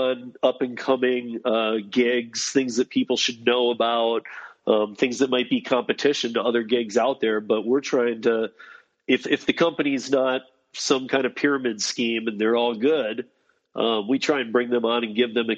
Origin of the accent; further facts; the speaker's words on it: East Lansing, Michigan, United States; also born or lived in Colorado; now in Denver, United States; I'm originally from East Lansing, Michigan.